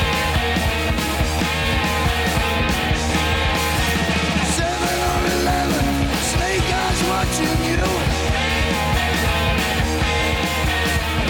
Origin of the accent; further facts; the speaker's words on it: Huntington Beach, California, United States; my hometown of Huntington Beach